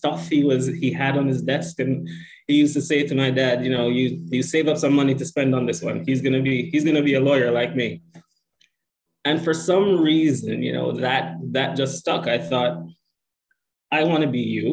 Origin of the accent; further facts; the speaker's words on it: Jamaica; moved away as an adult; also born or lived in Canada; now in Toronto, Canada; I'm from Jamaica, what Jamaicans affectionately refer to as the Rock. Proud Jamaican, came to Canada later, actually, in life. I'd already done a fair bit of schooling in Jamaica. Was a teacher for a bit